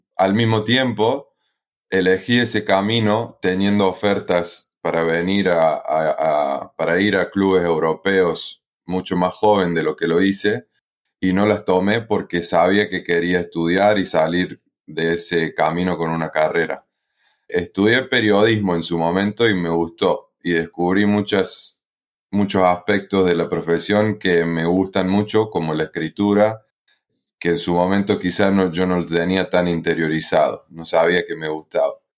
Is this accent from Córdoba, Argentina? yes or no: yes; Río Tercero, Córdoba, Argentina; moved away as an adult; also born or lived in Philadelphia, United States / Italy; soy eh, argentino, eh, específicamente de Río Tercero, en la provincia de Córdoba